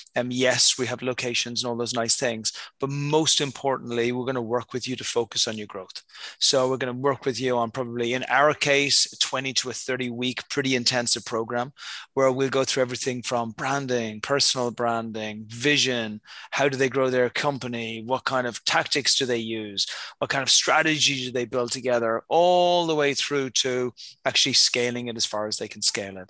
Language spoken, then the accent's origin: English; Dublin, Leinster, Ireland; moved away; I was born in Ireland um, many, many, many, many years ago, you know, somewhere back in the ancient times. and since that time, I've lived in many places around the world. But yeah, originally hail from Dublin over in Ireland.